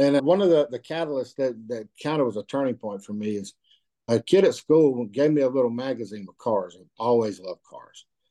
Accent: Cedartown, Georgia, United States; also born or lived in North Carolina; I'm born and raised in Georgia. I, I would view myself just as, as, a country boy. Since Cedartown's been home for me

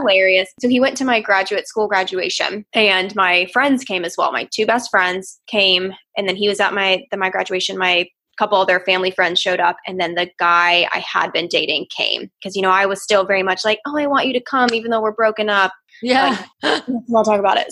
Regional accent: Outer Banks, North Carolina, United States; also born or lived in Chicago, Illinois; I grew up on the Outer Banks of North Carolina

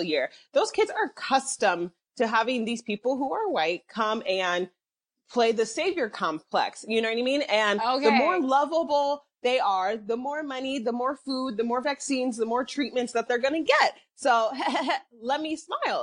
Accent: Nigeria; I'm Nigerian

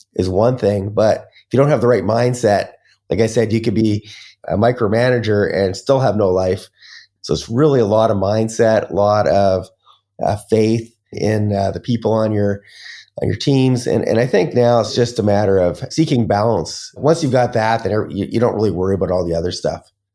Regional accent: Canada; moved away as an adult; also born or lived in Las Vegas, United States; now in Bali, Indonesia; I'm Canadian

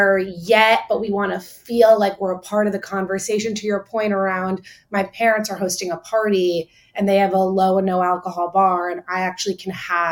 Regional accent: Miami, Florida, United States; growing up in Miami, there's such a focus on like nightlife

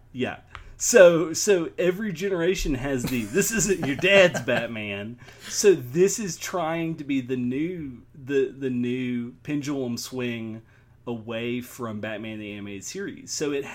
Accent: Tennessee, United States; my home state

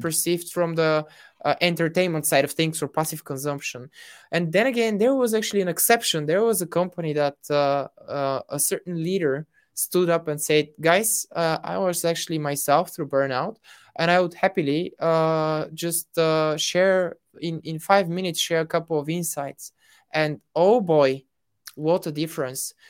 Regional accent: Bulgaria; I'm from Bulgaria

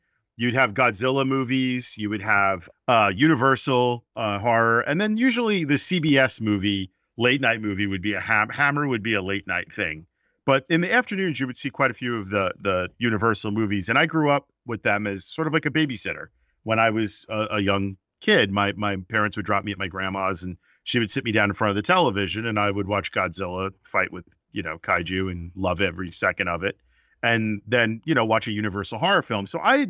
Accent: New York City, New York, United States; I grew up in New York, like I had mentioned earlier, and I grew up in Brooklyn. That's where I was born and my family lived.

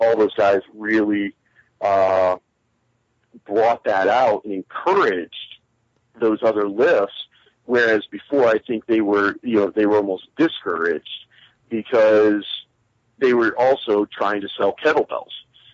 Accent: Ohio, United States; I was born and raised here in Ohio, so Ohio is home for me first and foremost.

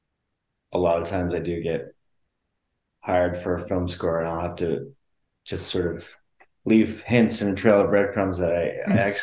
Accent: East Coast, United States; moved away; also born or lived in Colorado / Los Angeles; I grew up on the East Coast

